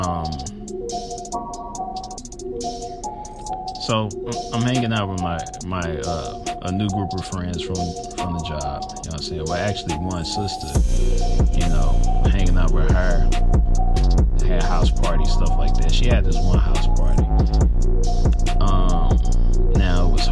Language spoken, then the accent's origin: English; St. Louis, Missouri, United States; I'm from St. Louis